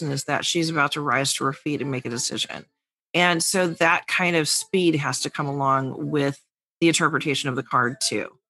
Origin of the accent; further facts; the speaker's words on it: New York, United States; the New Yorker.